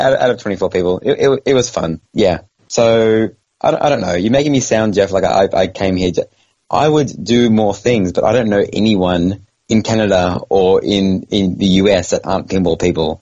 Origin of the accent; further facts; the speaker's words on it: Australia; moved away; I'm from Australia